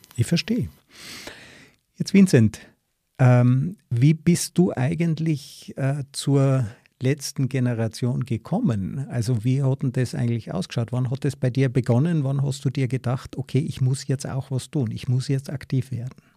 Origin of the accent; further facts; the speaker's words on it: Tyrol, Austria; ich bin ja auch aus Tirol